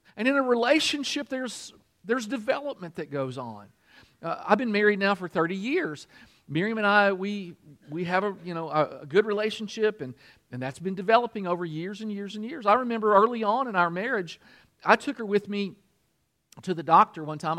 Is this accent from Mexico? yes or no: no; Kentucky, United States; I'm from Kentucky